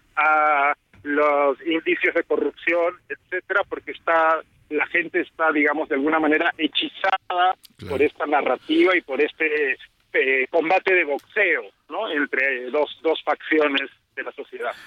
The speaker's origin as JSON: {"language": "Spanish", "country": "Peru", "said": "yo soy peruano"}